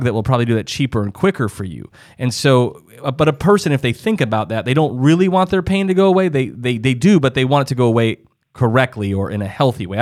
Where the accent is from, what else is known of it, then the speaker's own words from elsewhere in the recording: South Dakota, United States; I'm originally from South Dakota, and so that's kind of farm country and middle America and all